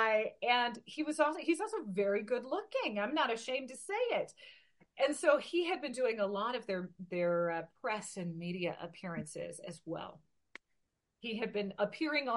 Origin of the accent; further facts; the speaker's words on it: Portland, Oregon, United States; now in Klamath Falls, United States; my hometown base, at the Portland Air Guard base in Portland, Oregon